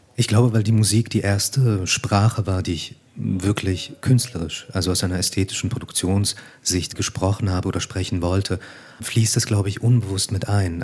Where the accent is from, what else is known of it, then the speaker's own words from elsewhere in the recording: Liestal, Basel-Landschaft, Switzerland; moved away as an adult; now in Berlin, Germany; mein Aufwachsen in der Schweiz